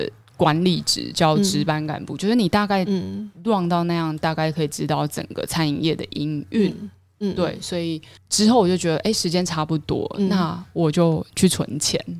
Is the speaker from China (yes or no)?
no; Chiayi, Chiayi City, Taiwan; also born or lived in Douliu; 那我回嘉义，我我是嘉义人，